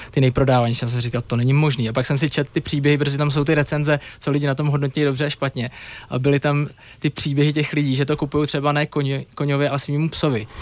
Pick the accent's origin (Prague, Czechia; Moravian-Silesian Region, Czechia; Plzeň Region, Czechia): Prague, Czechia; já jsem kluk z Prahy